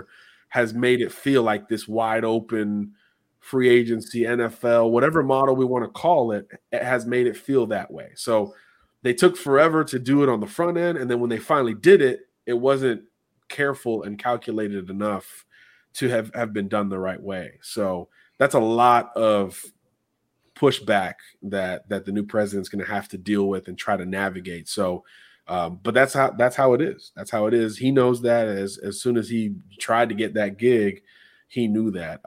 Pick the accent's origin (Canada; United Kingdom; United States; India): United States; Miami, Florida; I'm from Miami.